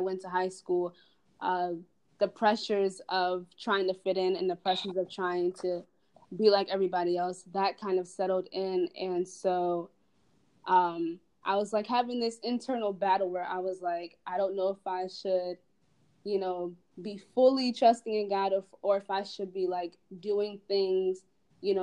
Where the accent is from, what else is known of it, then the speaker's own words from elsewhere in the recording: Delaware, United States; I am from Delaware